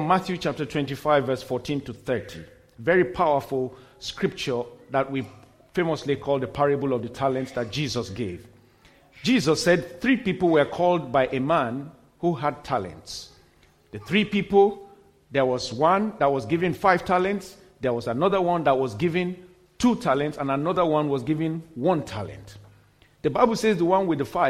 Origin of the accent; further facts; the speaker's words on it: Nigeria; also born or lived in United States; we got back to my home country, Nigeria